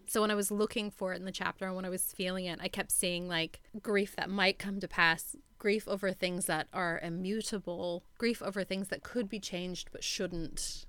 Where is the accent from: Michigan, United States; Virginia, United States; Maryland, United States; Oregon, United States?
Oregon, United States; moved away; I'm from Oregon